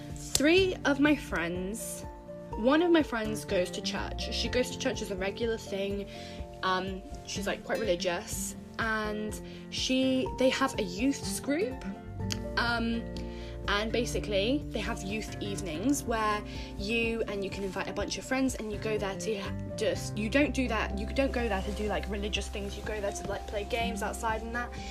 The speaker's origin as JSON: {"language": "English", "country": "United Kingdom", "said": "I'm from Britain. I don't know if you can tell from my voice"}